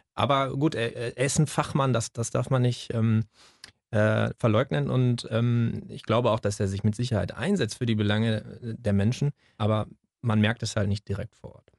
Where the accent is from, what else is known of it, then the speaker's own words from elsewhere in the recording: Germany; als Deutscher